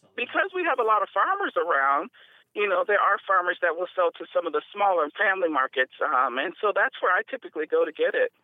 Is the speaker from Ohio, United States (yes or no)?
yes; Columbus, Ohio, United States; I grew up in Columbus